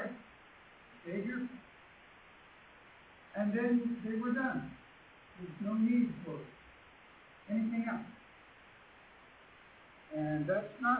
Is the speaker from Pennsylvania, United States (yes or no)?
yes; Pennsylvania, United States; I was raised in Pennsylvania.